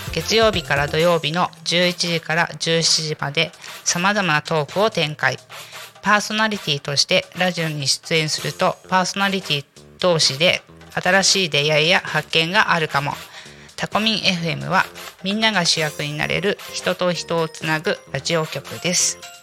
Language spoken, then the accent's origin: Japanese; Kanagawa, Japan; now in Tako, Japan; 私もともと神奈川の生まれなので